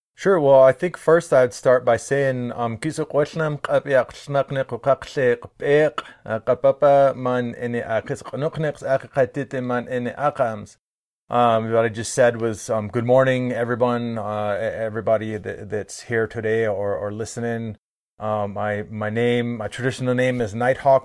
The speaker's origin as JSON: {"language": "English", "town": "Bellingham", "region": "Washington", "country": "United States", "tie": "born or raised there", "also_born_or_lived": "St. Mary's Indian Reserve", "moved": "as an adult", "said": "I grew up in Bellingham, Washington, where I knew I was not a coastal native person"}